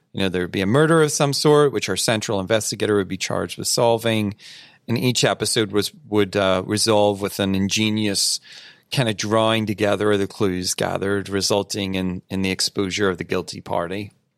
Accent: United Kingdom; I am British after all

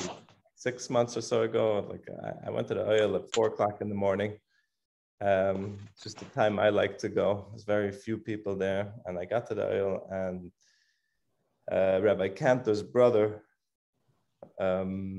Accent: Switzerland; moved away; I'm originally from Switzerland

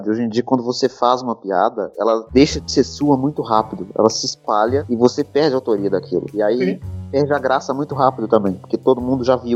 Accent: Belo Horizonte, Minas Gerais, Brazil; eu sou, eu sou de, de Minas, de BH

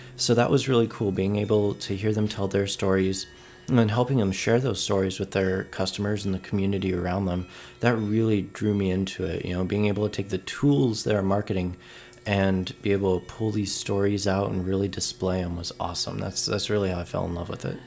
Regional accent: Oceanside, California, United States; now in San Diego, United States; I'm from Oceanside, California. Born and raised, uh, lived here for the first twenty-three years of my life, um, and then recently moved to San Diego

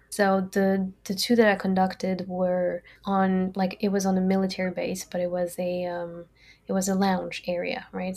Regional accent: France; English is a second language; moved away as an adult; also born or lived in Brazil / California / Dundee, Scotland; now in United States; I grew up in France. I was born in Brazil, but I grew up in France

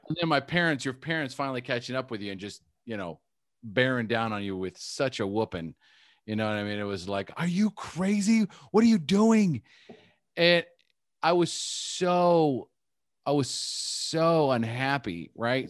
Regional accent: United States; first language English; born in the United States. So my first language is English

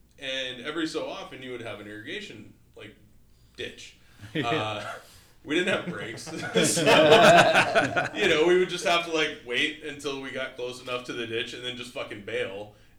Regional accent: Texas, United States; Growing up in Texas

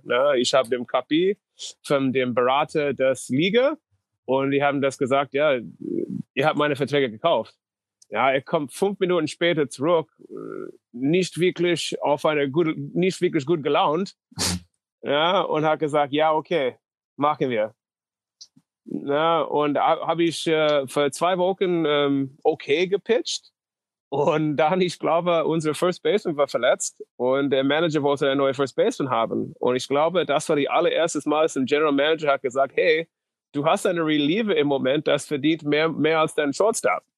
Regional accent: North Dakota, United States; German is a second language; moved away; also born or lived in Moorhead, Minnesota; Ich komme aus North Dakota

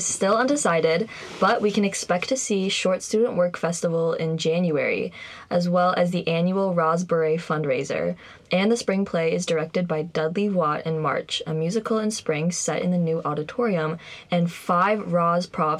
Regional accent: Bangkok, Thailand; born there; I am also a senior, and a fun fact about myself is that I was born in Bangkok, Thailand.

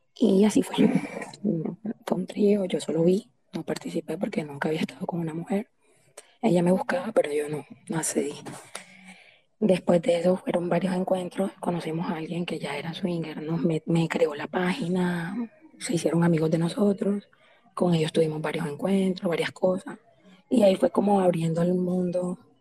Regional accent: Santa Marta, Magdalena, Colombia; soy costeña, soy de Santa Marta.

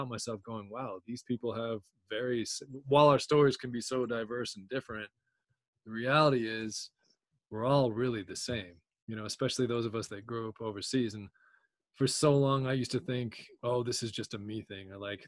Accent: Chicago, Illinois, United States; also born or lived in Idaho; Chicago, I'd been there a while. That was kind of a lot of my first happened in Chicago because when we moved from Idaho, I was so young. I was a year and a half old.

